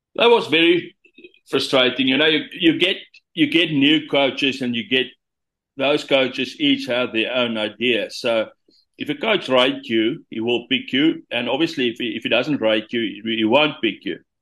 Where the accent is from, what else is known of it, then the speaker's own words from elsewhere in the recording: Senekal, Free State, South Africa; also born or lived in Bloemfontein; I was coming from Senekal